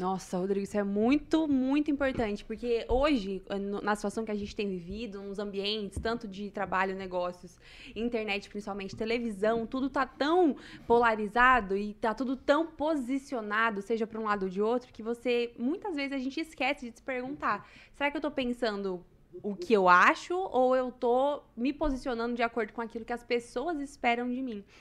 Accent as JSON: {"language": "Portuguese", "town": "Maringá", "region": "Paraná", "country": "Brazil", "said": "sou eu daqui de Maringá"}